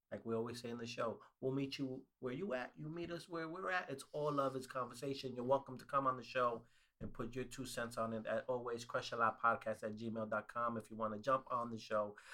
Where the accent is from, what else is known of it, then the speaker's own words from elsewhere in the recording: New York, United States; I'm from New York